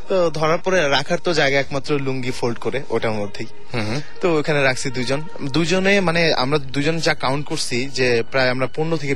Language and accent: Bangla; Mirpur, Dhaka Division, Bangladesh; আমি মিরপুর থেকে এসেছি